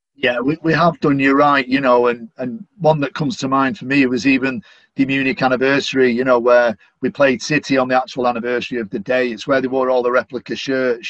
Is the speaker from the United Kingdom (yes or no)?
yes; Manchester, North West England, United Kingdom; accent: Manchester; I'm a Mancunian, I'm a Northerner.